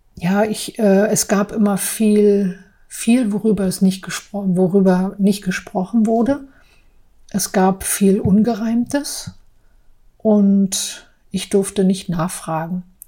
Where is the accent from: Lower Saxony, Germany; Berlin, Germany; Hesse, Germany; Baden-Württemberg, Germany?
Berlin, Germany; also born or lived in Prignitz / Saarbrücken; Ich bin 1973 in der Prignitz geboren und aufgewachsen in berlin friedrichsheim